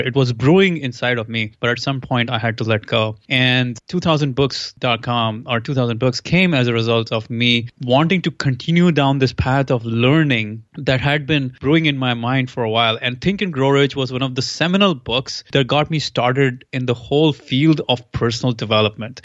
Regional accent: India; moved away; I am from India originally, so I'm a physics guy

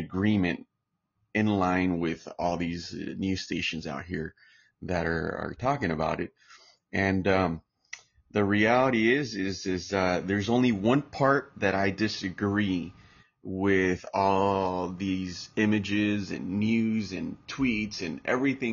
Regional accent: Santa Ana, California, United States; I'm American, U.S. born in Orange County, California, straight out of Santa Ana, California

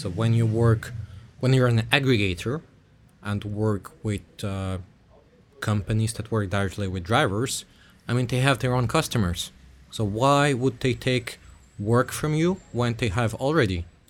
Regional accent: Switzerland; moved away as an adult; also born or lived in Russia; I grew up in Switzerland from, like, zero or one year old

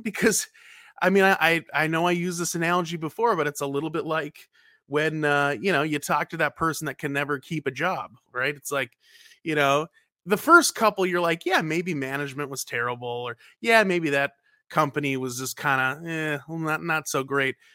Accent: North Carolina, United States; now in Minnesota, United States; I'm originally from North Carolina

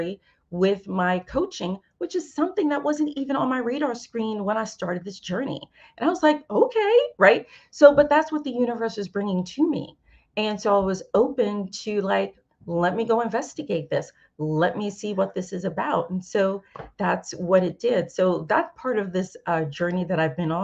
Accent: New York City, New York, United States; moved away; my hometown of New York

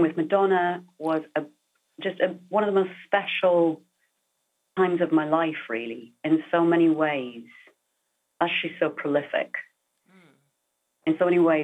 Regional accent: United Kingdom; now in United States; being British as being from anywhere that's not the US

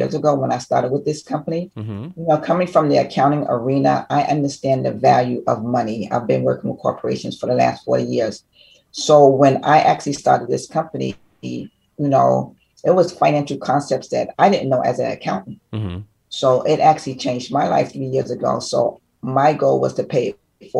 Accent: New York, United States; moved away as an adult; now in Florida, United States; I've been here for about 28 years in Florida, but I'm originally from New York

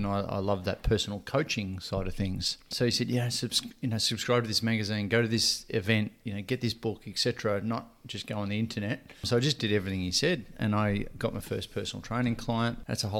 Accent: Ocean Grove, Victoria, Australia; So I grew up here in Ocean Grove.

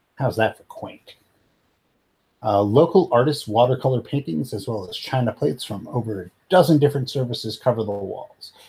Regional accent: United States

